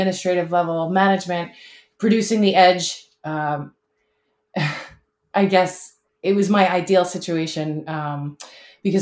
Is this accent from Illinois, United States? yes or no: no; South Shore of Long Island, New York, United States; We grew up on the South Shore of Long Island